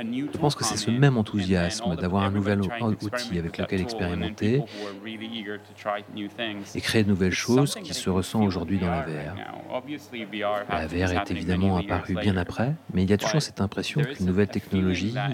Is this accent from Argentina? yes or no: yes; Argentina; moved away; also born or lived in Barcelona, Spain; Je viens d'Argentine